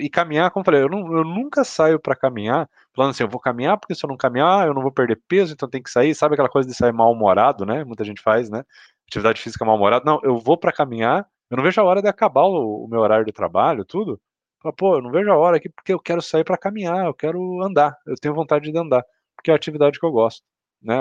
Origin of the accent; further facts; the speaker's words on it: Curitiba, Paraná, Brazil; Eu e o Cauê somos de Curitiba.